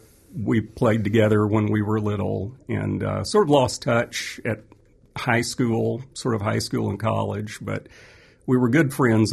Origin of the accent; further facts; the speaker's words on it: Montreat, North Carolina, United States; I grew up in Montreat, North Carolina, where the Grahams had their home, and Montreat is a small town.